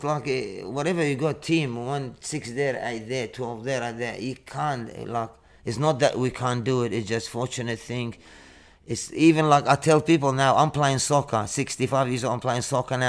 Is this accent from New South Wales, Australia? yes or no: no; Northern Territory, Australia; moved away; After we come from Arnhem Land, so I went to start living in the city and start playing like percussion.